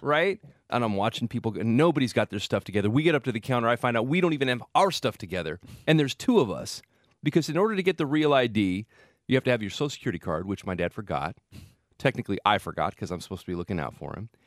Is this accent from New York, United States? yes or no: no; Salinas, California, United States; I grew up in Salinas